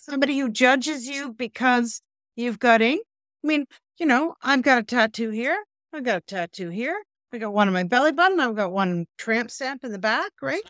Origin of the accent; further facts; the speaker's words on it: Canada; we're Canadian